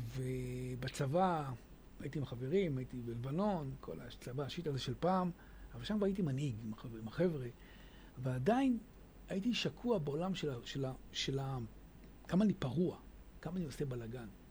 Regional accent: Hadera, Haifa District, Israel; אז אני הגעתי מהשכונה בחדרה

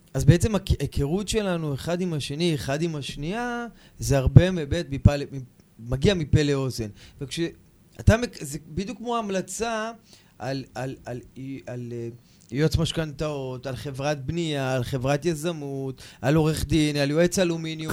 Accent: Kiryat Yam, Haifa District, Israel; אני מהקריות, אני מקריית ים

